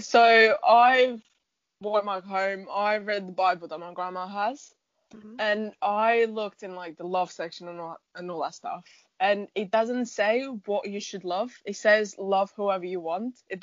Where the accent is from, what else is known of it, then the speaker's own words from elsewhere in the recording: Portugal; moved away; I'm from Portugal